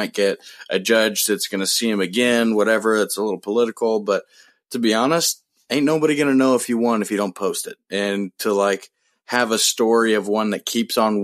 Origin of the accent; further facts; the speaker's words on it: Midwest, United States; We might be a couple Midwest boys